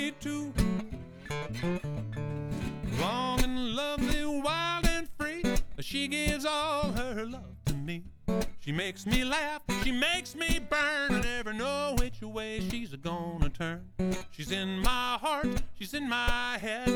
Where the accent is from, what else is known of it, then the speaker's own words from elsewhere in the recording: Wichita, Kansas, United States; moved away as an adult; now in Arizona, United States; I'm from Wichita, Kansas